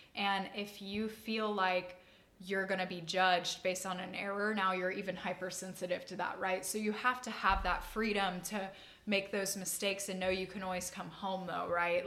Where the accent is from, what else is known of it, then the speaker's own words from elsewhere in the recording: Austin, Texas, United States; also born or lived in Dripping Springs, Texas / Colorado; we moved from Austin ISD to Dripping Springs ISD